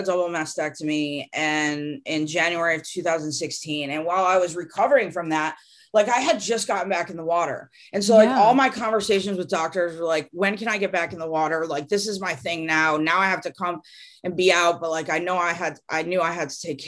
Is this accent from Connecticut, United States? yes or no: yes; Connecticut, United States; now in California, United States; growing up in Connecticut, I went to like camps that were on lakes.